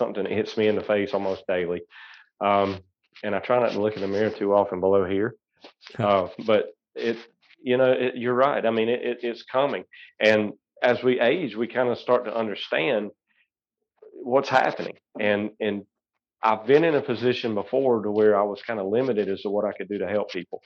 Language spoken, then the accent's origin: English; Seneca, South Carolina, United States; I actually grew up in Seneca. I'm a Bobcat. I was 1992, born at Oconee Hospital in 74 and, kind of moved around a little bit, never really have left the upstate.